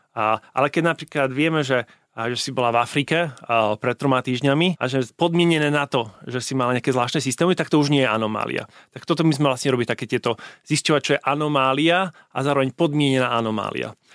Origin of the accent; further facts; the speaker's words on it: Košice, Košice Region, Slovakia; moved away as an adult; Pochádzam eh, z Košic. Eh, žil som tam prvých 18 rokov života